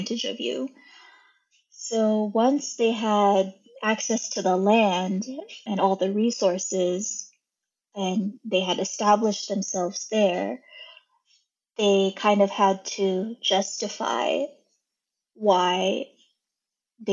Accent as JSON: {"language": "English", "country": "United States", "tie": "born or raised there", "also_born_or_lived": "Hokkaido, Japan", "said": "as an American-born person"}